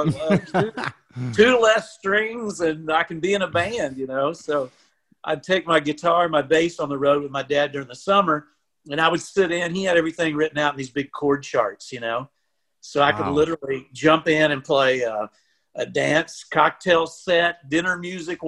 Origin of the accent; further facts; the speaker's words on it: Lampasas, Texas, United States; moved away as an adult; also born or lived in Taylor, Texas / Austin, Texas; now in Nashville, United States; I grew up in Lampasas. And actually, I was born in Taylor, which, you know, just down the road